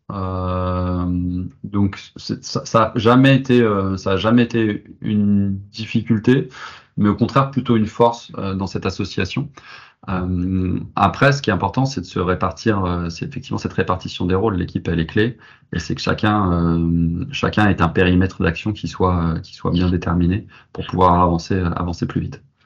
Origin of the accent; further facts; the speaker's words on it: Nantes, Pays de la Loire, France; moved away as an adult; also born or lived in Paris; je suis nantais, cette envie de revenir, euh, de revenir à, Nantes